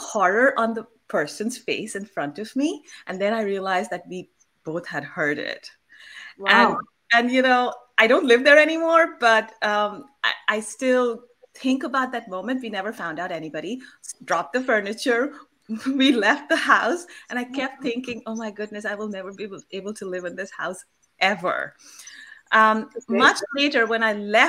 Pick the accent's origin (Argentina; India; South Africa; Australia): India; Kolkata, West Bengal; I come from Calcutta and I was born there